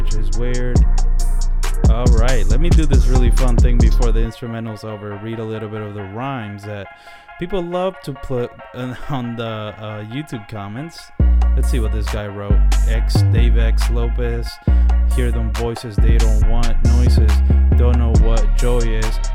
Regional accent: Dominican Republic; I was born in the Dominican Republic

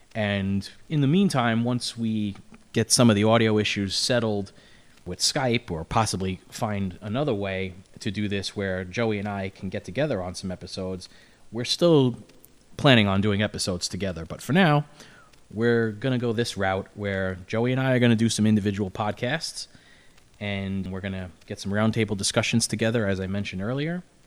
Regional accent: New York City, New York, United States; I'm from Brooklyn

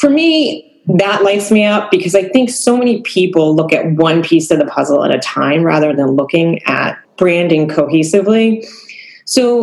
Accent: Cape Cod, Massachusetts, United States; I grew up on Cape Cod, where I live now

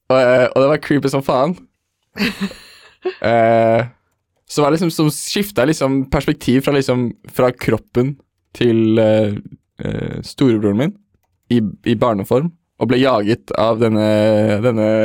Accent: Oslo, Norway; Jeg er fra Veitved, Oslo

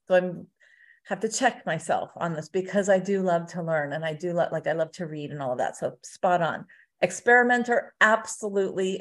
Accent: Southern California, United States; moved away as an adult; now in Las Vegas, United States; I'm from Southern California originally

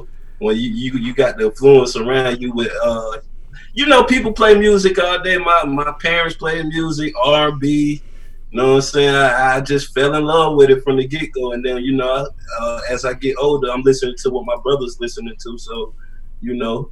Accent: Macon, Georgia, United States; also born or lived in Mount Vernon, New York; now in Atlanta, United States; I moved down here when I was like 8 years old

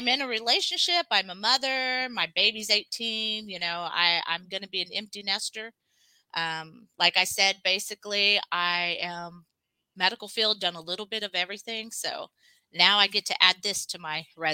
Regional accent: Texas, United States; I'm just from Texas. Like, I vacation out, but that's it. You know, I've not lived anywhere else.

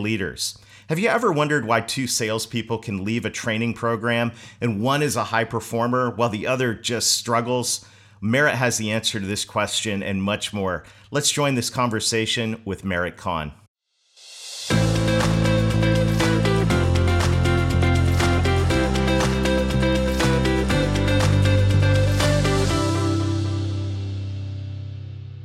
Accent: Canada; my home country of Canada

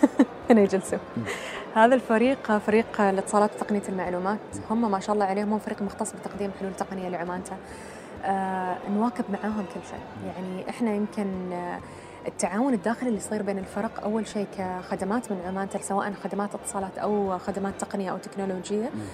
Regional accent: Oman; نحن عمانيين

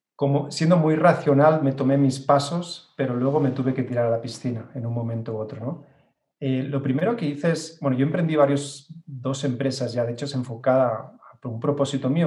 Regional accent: Barcelona, Catalonia, Spain; now in Mexico City, Mexico; Yo nací en Barcelona, en, España

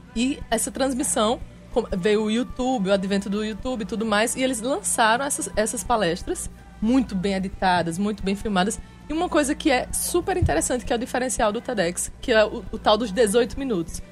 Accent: Paraíba, Brazil

